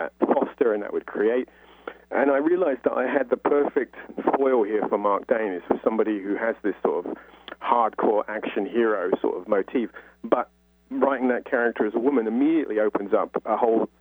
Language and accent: English; London, United Kingdom; I'm from North London